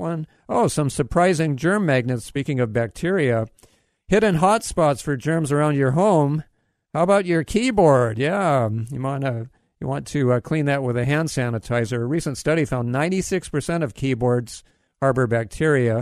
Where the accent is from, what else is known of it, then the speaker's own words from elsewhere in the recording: Hawaii, United States; moved away; I grew up in Hawaii